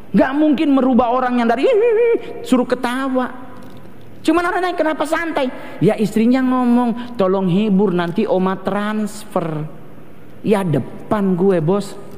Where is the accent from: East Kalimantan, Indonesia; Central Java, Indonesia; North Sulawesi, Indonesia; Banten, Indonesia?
North Sulawesi, Indonesia; Manado, Sangihe, Tamako district; Saya soalnya orang Manado, tapi dari suku Sanger. Otomatis sampai sekarang pun di daerah saya di Sanger, di Kecamatan Tamako